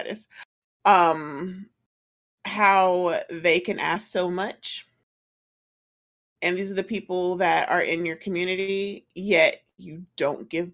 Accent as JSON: {"language": "English", "town": "College Park", "region": "Georgia", "country": "United States", "tie": "born or raised there", "said": "I'm from College Park"}